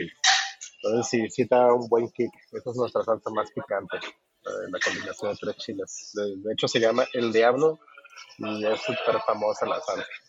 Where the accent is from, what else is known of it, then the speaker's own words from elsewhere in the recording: Guadalajara, Jalisco, Mexico; moved away as an adult; also born or lived in Tepic, Nayarit / Canada; now in Japan; nací en Nayarit, en Tepic, Nayarit, pero me crié en Guadalajara